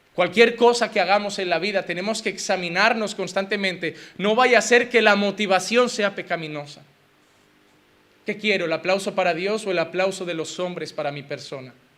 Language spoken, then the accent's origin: Spanish; Spain; como español